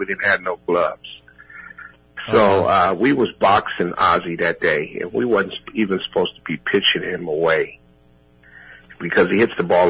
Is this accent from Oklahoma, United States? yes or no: no; San Diego, California, United States; I was traded to my hometown